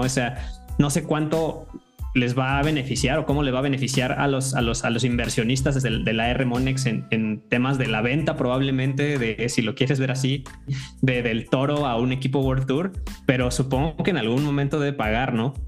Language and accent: Spanish; Mexico; como mexicanos